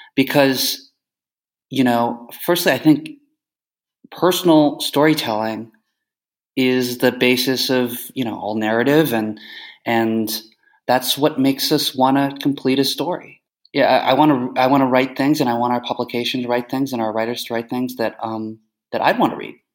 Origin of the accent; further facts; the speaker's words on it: Canada; also born or lived in United States; now in Kyiv, Ukraine; I grew up in Canada, so as a Canadian American, as uh, emphasis on Canadian